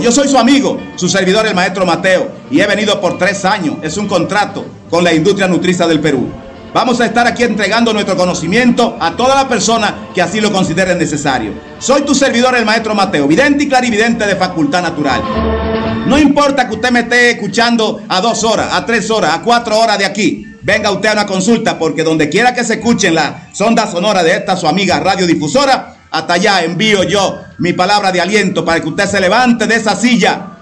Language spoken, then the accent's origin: Spanish; Cuba; soy un santero cubano